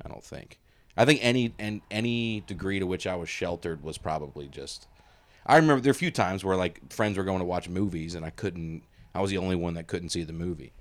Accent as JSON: {"language": "English", "region": "Alabama", "country": "United States", "tie": "born or raised there", "moved": "yes", "lives_now": "Tennessee, United States", "said": "grow up in Alabama and live in Tennessee"}